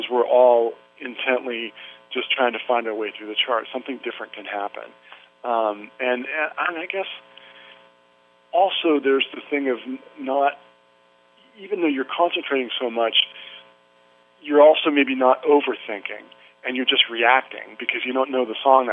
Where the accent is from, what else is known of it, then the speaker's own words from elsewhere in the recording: Santa Cruz, California, United States; moved away; I grew up in Santa Cruz, which is just about 45 minutes north of Monterey